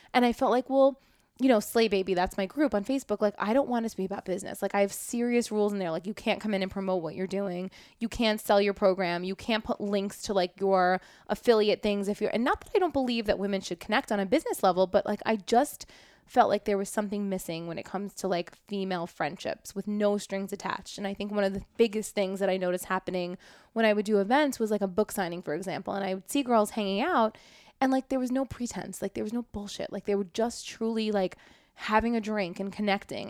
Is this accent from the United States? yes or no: yes; New York City, New York, United States; I grew up in Brooklyn